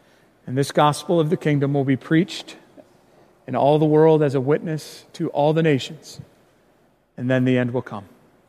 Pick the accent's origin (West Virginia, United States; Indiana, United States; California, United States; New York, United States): Indiana, United States; born there; also born or lived in Chicago area; I've lived a lot of different places in my life. I was born in Indiana, lived a lot of my life in the Chicago area